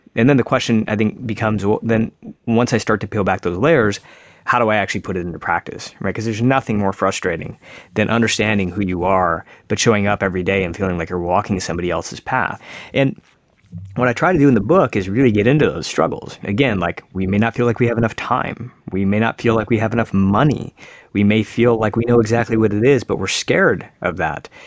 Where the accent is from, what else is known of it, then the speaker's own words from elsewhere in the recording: suburban Michigan, United States; I'm an Indian kid now growing up in America. I live in suburban Michigan